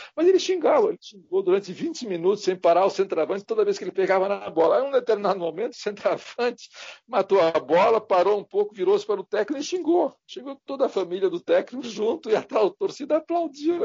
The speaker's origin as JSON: {"language": "Portuguese", "town": "Santos", "region": "São Paulo", "country": "Brazil", "said": "eu sou de Santos"}